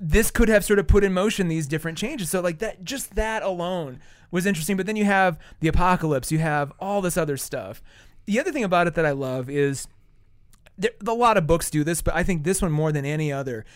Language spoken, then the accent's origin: English; South Dakota, United States; moved away; I grew up in South Dakota where, you know, we have a lot of reservations